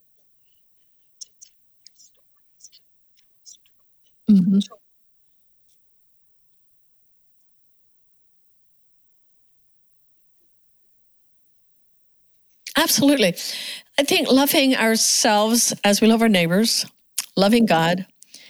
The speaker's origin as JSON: {"language": "English", "region": "Pennsylvania", "country": "United States", "tie": "born or raised there", "said": "we grew up in the Amish culture"}